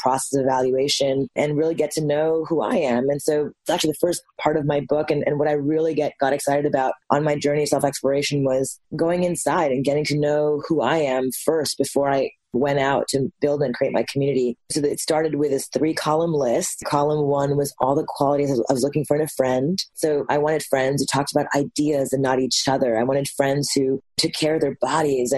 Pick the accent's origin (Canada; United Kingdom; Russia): Canada; Montreal, Quebec; I'm half Japanese, half Indian, born and raised in Montreal, Canada